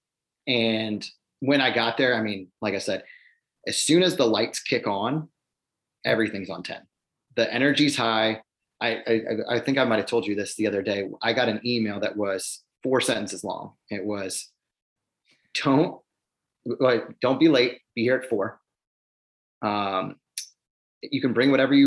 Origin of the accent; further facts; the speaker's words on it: Cleveland, Ohio, United States; growing up in Cleveland